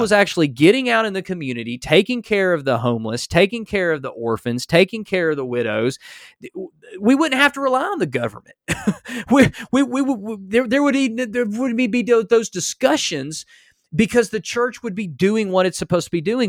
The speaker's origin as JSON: {"language": "English", "country": "United States", "said": "as an American"}